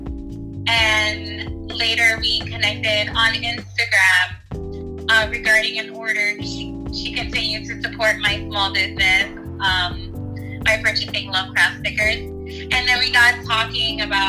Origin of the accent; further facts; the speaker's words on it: New York City, New York, United States; also born or lived in Puerto Rico; I had like a small stint in Puerto Rico when I was younger, but for the most part, I was raised here in Brooklyn